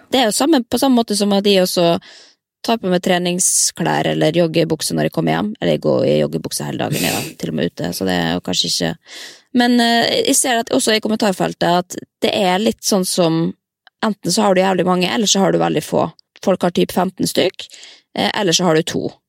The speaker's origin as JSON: {"language": "Norwegian", "town": "Molde", "region": "Møre og Romsdal", "country": "Norway", "tie": "born or raised there", "moved": "yes", "said": "når jeg er hjemme i Molde, da er jeg jo inne i klesskapet og tar på meg de gamle kjolene jeg brukte på videregående"}